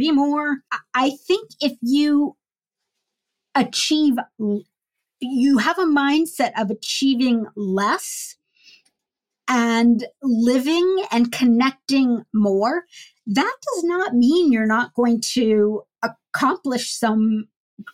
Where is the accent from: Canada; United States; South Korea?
United States